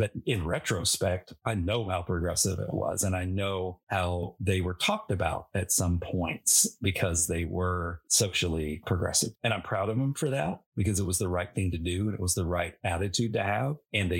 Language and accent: English; the South, United States; born or raised there